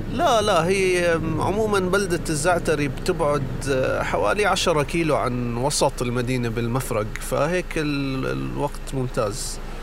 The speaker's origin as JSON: {"language": "Arabic", "country": "Jordan", "said": "واني اردني ابن البلد هذه"}